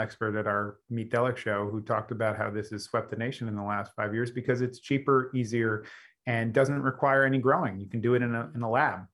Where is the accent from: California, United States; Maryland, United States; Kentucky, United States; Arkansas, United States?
California, United States; Los Angeles; my hometown in Los Angeles